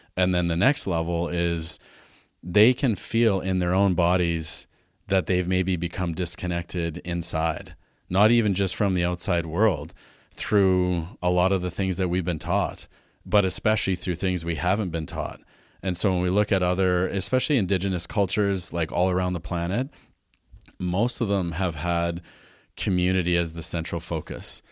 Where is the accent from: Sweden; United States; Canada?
Canada; Alberta; moved away as an adult; also born or lived in Vancouver; now in Vernon, Canada; I grew up in Alberta, farm kid